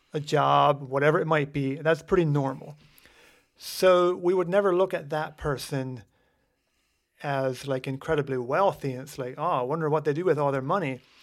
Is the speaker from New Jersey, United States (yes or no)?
no; Lancaster County, Pennsylvania, United States; we grew up here in Lancaster County